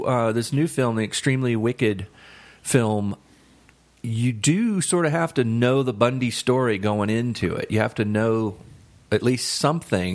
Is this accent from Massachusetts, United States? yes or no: no; Tallahassee, Florida, United States; I grew up in Tallahassee